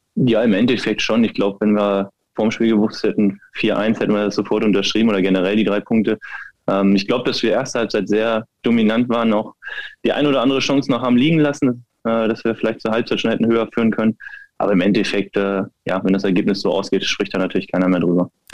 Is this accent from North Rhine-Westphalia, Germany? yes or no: no; near Wolfsburg, Lower Saxony, Germany; moved away as an adult; now in Berlin, Germany; der VfL war nicht weit von meiner Heimat entfernt und von daher ist es natürlich auch ein Stück Heimat für mich gewesen. Ich bin da aufgewachsen in dem Verein